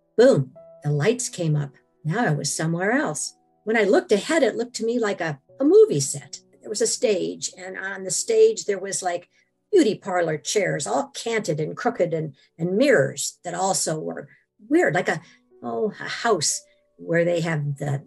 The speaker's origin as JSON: {"language": "English", "region": "Washington", "country": "United States", "said": "I am from Washington."}